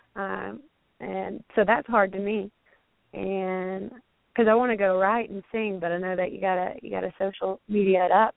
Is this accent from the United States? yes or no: yes; Alabama, United States; moved away; I'm from Alabama.